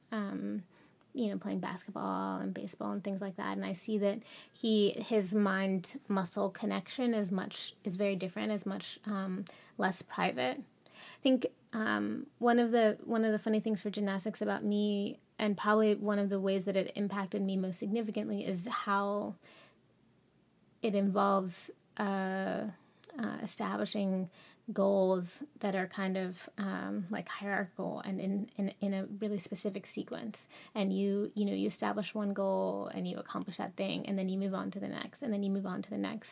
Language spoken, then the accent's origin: English; Cincinnati, Ohio, United States; I grew up in Cincinnati, uh, Cincinnati, Ohio, um, in a, uh, suburban neighborhood.